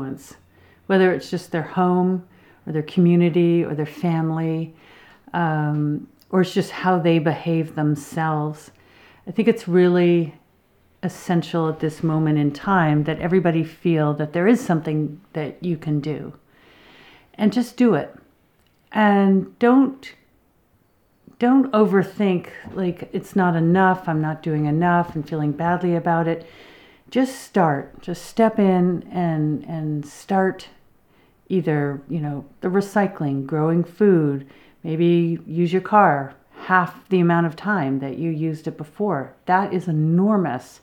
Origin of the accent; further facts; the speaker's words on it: Berkshire Mountains, New England, Massachusetts, United States; moved away as an adult; now in British Columbia, Canada; I grew up in the Berkshire Mountains of New England